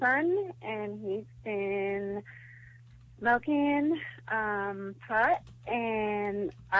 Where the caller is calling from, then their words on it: Atlanta, Georgia, United States; Hello, this is …. I'm in Atlanta.